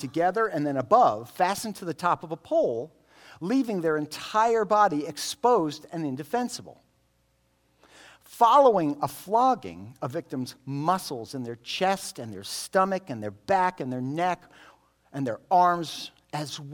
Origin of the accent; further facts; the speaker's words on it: United States; we have it so easy as American Christians